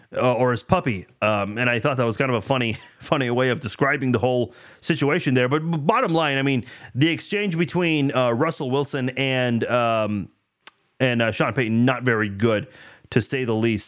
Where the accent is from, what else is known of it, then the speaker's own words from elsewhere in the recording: Iran; now in United States; I'm from Iran